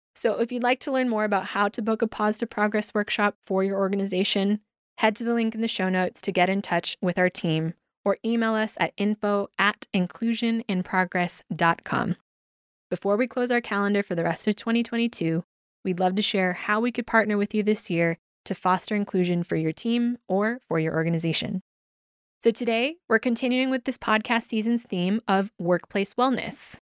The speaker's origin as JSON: {"language": "English", "country": "United States", "moved": "as an adult", "lives_now": "Spain", "said": "as an American in Spain since 2010"}